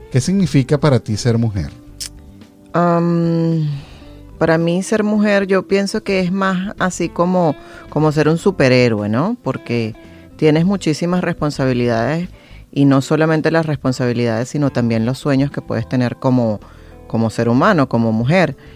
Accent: Venezuela; pienso que como venezolanos tenemos una cultura totalmente diferente a la que vemos en el mundo

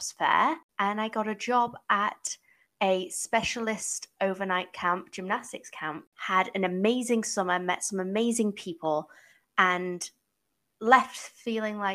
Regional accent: England, United Kingdom; moved away as an adult; also born or lived in United States; now in Toronto, Canada; I am originally from England

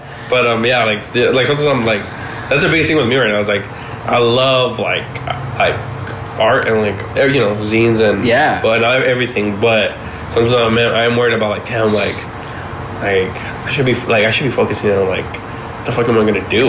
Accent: Los Angeles, California, United States; I grew up in South Central

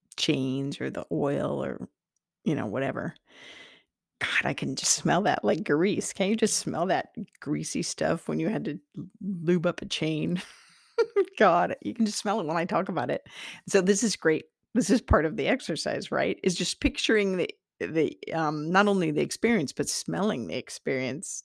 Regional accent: Iowa, United States; I'm from Iowa, the Iowa soil

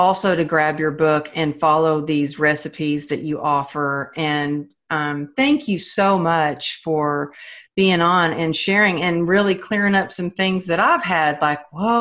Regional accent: the South, United States; now in California, United States; I grew up in the South

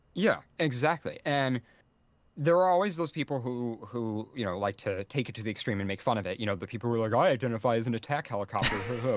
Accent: United States; as an American

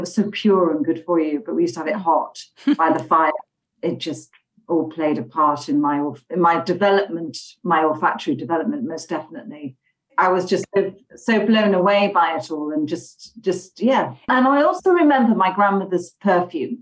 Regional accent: Halifax, Yorkshire and the Humber, United Kingdom; now in London, United Kingdom; I'm from the countryside in Yorkshire. Okay. Um, it's a small town called Halifax

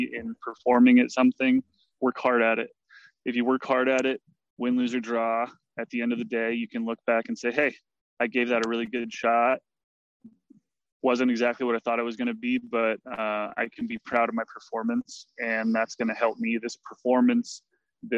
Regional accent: Mount Shasta, California, United States; born and raised in Mount Shasta, California

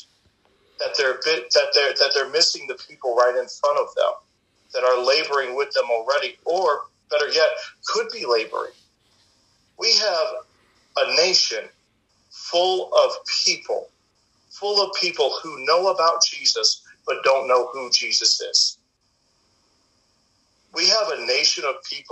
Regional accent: St. Louis, Missouri, United States; also born or lived in South Ozone Park, Queens, New York City; now in Chillicothe, United States; we moved from New York to St. Louis, and I was able to sit under Guy Rome

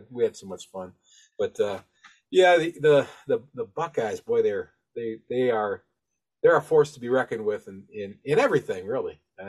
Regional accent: Toledo, Ohio, United States; I grew up in Toledo

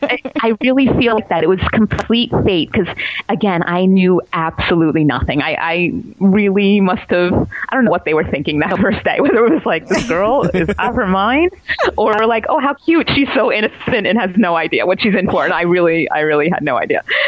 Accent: New York City, New York, United States; I grew up in Staten Island

